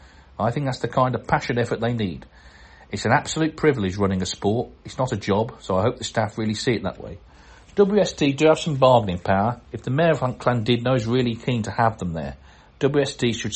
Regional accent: Wales, United Kingdom; If so, as a Welshman, that makes me strangely proud.

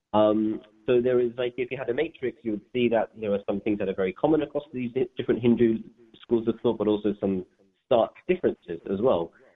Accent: London, United Kingdom; also born or lived in Leeds; my parents settled in um, northwest London, which is where I grew up

